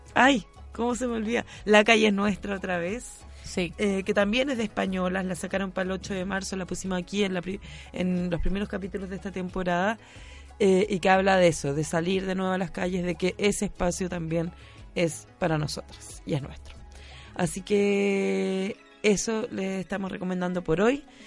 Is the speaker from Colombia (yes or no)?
no; Rancagua, O'Higgins, Chile; now in Santiago, Chile; yo también soy fuera de Santiago, entonces en Rancagua tú dices cosas como